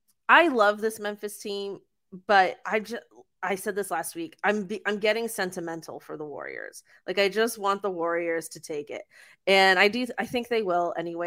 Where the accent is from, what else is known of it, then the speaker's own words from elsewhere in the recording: Mississauga, Ontario, Canada; He's Mississauga's own. We're both from Saga, yeah.